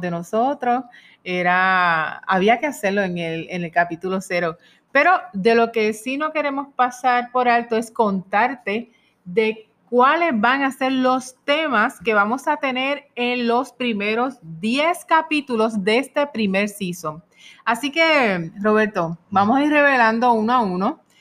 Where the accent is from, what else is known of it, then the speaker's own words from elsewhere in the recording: Puerto Rico; also born or lived in Pennsylvania / Spain; en Puerto Rico, que es donde residimos y somos puertorriqueños